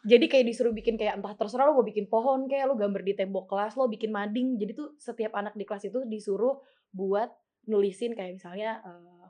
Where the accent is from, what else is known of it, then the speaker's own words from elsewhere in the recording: Yogyakarta, Special Region of Yogyakarta, Indonesia; Jatuhnya gue nggak ngerantau karena kan emang gue orang Jogja.